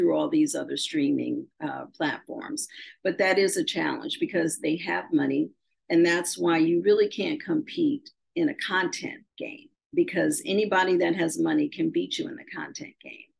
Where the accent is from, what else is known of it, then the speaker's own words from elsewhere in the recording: Shaker Heights, Ohio, United States; I grew up in Shaker Heights, Ohio.